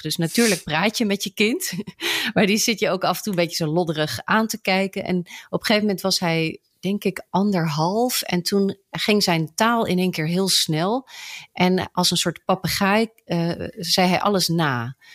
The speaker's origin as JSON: {"language": "Dutch", "country": "Netherlands", "tie": "born or raised there", "also_born_or_lived": "England", "said": "Ik ben Brits-Nederlands, kind van een Britse vader en een Nederlandse moeder. Geboren in Engeland, maar grotendeels opgegroeid hier in Nederland."}